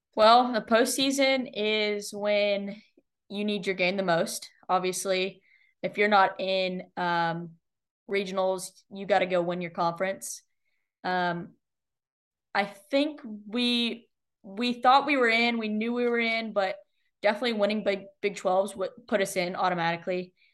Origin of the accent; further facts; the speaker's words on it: Austin, Texas, United States; I grew up in Austin, getting to see, you know, football teams, football team win the national championship